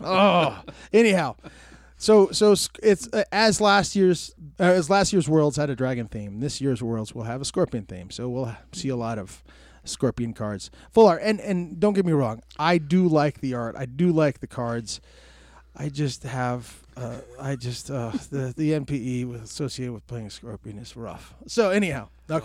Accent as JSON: {"language": "English", "town": "Tucson", "region": "Arizona", "country": "United States", "tie": "born or raised there", "said": "I was born and, born and raised in Tucson"}